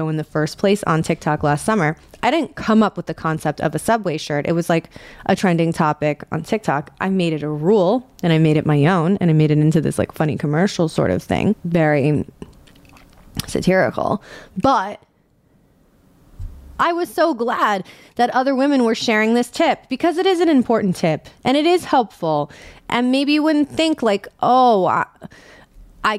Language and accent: English; New York City, New York, United States; I'm born and raised in New York City